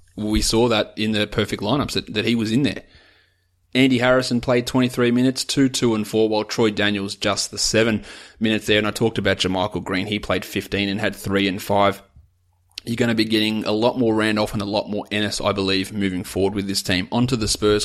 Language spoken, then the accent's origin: English; Australia; I'm an Aussie